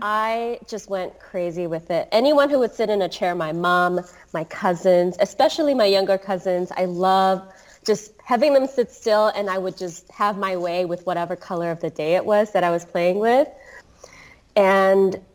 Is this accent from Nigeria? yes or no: no; Singapore; I grew up in Singapore.